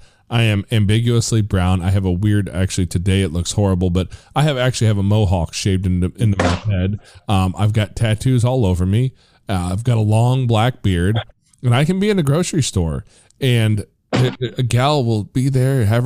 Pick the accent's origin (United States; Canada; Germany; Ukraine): United States; Missouri; born or raised there; also born or lived in Tennessee